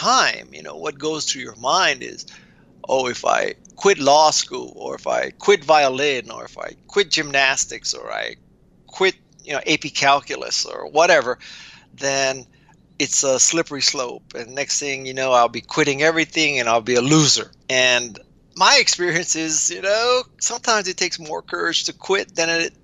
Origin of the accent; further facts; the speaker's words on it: Honolulu, Hawaii, United States; I was raised in Honolulu, Hawaii